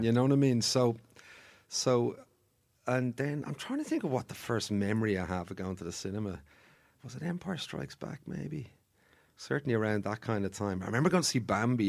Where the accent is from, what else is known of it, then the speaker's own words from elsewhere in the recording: Bray, Leinster, Ireland; I'm from Bray originally